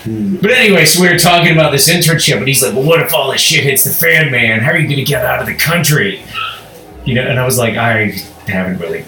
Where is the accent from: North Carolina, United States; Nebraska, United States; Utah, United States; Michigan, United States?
Nebraska, United States; Omaha; moved away as an adult; now in New Orleans, United States; I'm from Omaha.